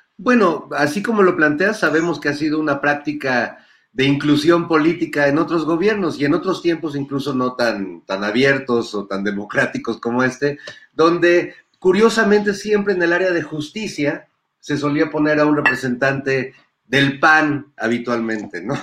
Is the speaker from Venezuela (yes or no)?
no; Mexico; nosotros como como pueblo mexicano